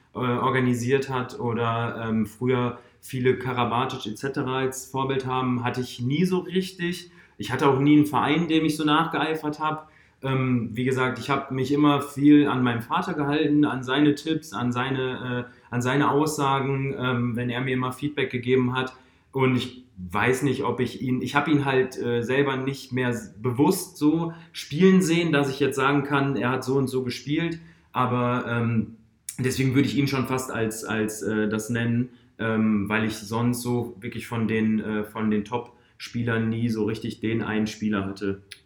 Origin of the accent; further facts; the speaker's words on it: Duisburg, North Rhine-Westphalia, Germany; moved away as an adult; now in Oldenburg, Germany; ich habe natürlich in Duisburg meine, meine Heimat. Also da bin ich aufgewachsen.